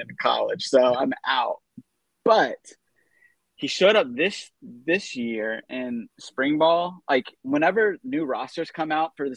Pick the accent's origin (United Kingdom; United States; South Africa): United States; Austin, Texas; I'm from Austin, Texas.